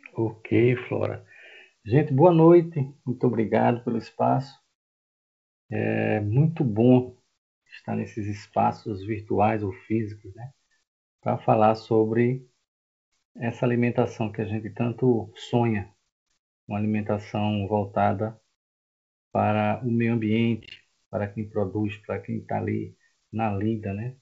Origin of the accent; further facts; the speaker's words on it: Recife, Pernambuco, Brazil; moved away as an adult; now in João Pessoa, Brazil; eu não sou daqui, tá? Eu sou de Recife, estou aqui há 12 anos